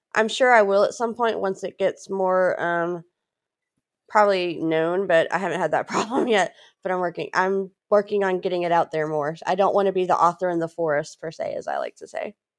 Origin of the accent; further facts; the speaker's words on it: Louisiana, United States; moved away as an adult; also born or lived in Texas / New Hampshire; I was born in Texas. My family moved to Louisiana in eighty-eight